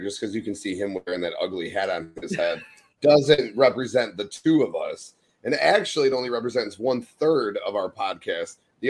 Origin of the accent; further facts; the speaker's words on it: Berwyn, Illinois, United States; We grew up in Berwyn, Illinois, city right outside of Chicago.